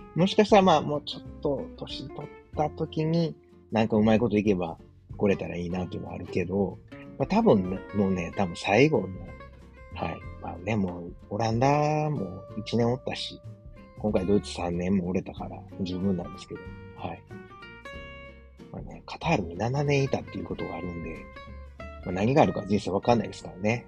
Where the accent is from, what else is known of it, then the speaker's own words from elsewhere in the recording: Osaka, Japan; moved away as an adult; now in Germany; 自分の実家であるですね、駒川あずまや、はい、親父とおかんがやってる、えー、大阪駒川いうところで